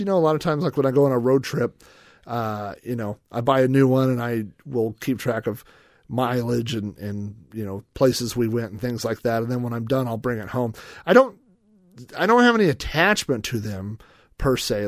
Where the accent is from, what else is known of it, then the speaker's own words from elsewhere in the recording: Yukon, Oklahoma, United States; I grew up in Yukon, Oklahoma